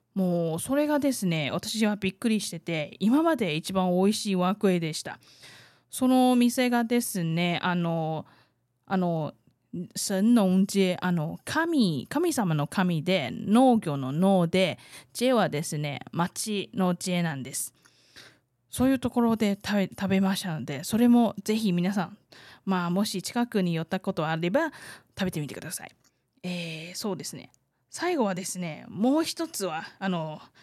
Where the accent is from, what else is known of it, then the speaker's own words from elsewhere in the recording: southern Taiwan, Taiwan; 私みたいに南部出身の人だったらよく食べる魚なんです。えー、小さい頃私も結構食べてきて